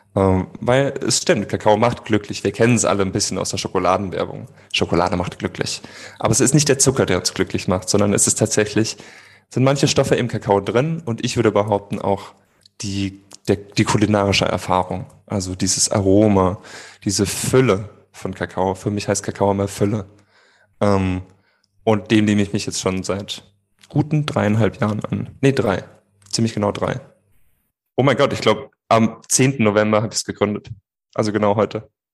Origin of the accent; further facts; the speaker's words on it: Rhineland-Palatinate, Germany; Ich bin geborener Pfälzer